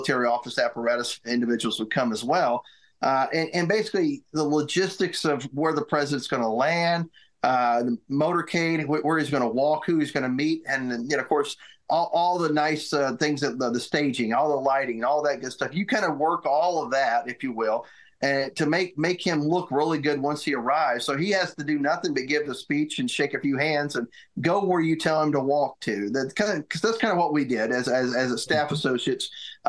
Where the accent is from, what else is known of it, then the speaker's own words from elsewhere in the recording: Northeast Tennessee, United States; my hometown here in Northeast Tennessee